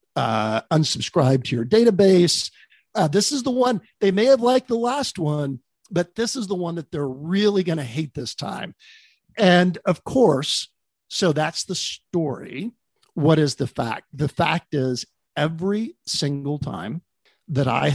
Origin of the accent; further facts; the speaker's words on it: Texas, United States; moved away as an adult; also born or lived in Dallas / Bay Area; I grew up in Texas.